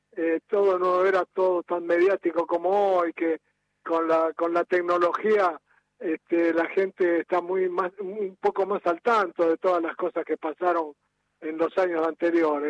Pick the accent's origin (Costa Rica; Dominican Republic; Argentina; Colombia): Argentina; soy el jugador argentino que más goles tiene en Copa Libertadores